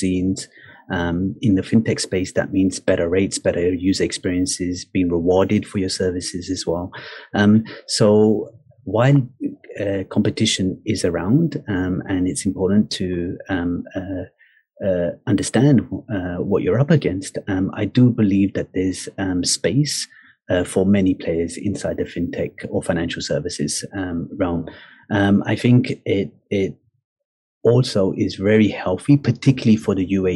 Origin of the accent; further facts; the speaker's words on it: United Kingdom; now in Dubai, United Arab Emirates; in my home country in the UK